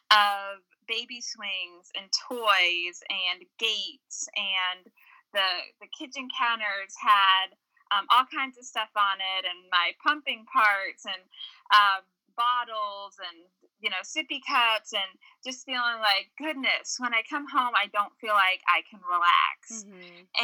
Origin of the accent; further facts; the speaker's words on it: North Shore of Massachusetts, United States; moved away as an adult; now in Winchester, Kentucky, United States; I was born and raised in New England, a small town on the North Shore of Massachusetts, but ended up uh, coming to Kentucky Kentucky for school, fell in love with Kentucky, fell in love with a boy from Kentucky, and have lived in Winchester, Kentucky, which is a small